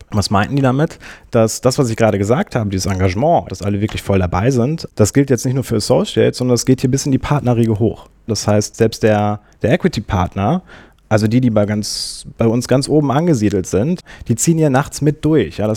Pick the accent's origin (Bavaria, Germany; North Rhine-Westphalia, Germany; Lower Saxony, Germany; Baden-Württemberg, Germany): North Rhine-Westphalia, Germany; Minden; born there; ich komme gebürtig aus Minden. Das ist eine Kleinstadt zwischen, zwischen Bielefeld und Hannover bin dann nach Münster zum Studieren gegangen